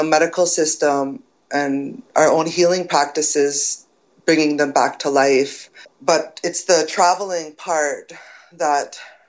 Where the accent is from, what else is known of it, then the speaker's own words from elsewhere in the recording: Secwepemc and Ktunaxa Nations, British Columbia, Canada; I'm from the Suquamish and the Tanaka Nations in so-called British Columbia, Canada.